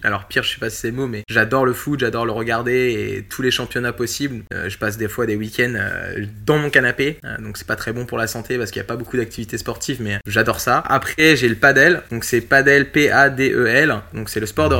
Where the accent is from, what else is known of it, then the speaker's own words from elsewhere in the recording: La Flèche, Pays de la Loire, France; now in Angers, France; Je suis originaire de La Flèche, pas loin du Mans